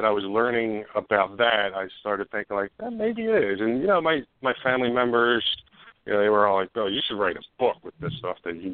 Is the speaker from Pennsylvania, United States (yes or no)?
yes; Upper Darby, Pennsylvania, United States; I grew up on Dermont Avenue, right off of Lansdowne Avenue